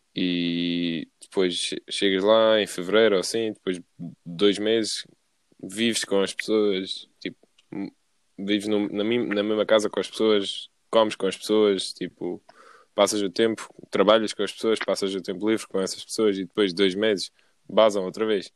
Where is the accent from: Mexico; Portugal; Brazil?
Portugal; Paderne, Algarve; moved away; eu sou de Paderno e sempre vou ser de Paderno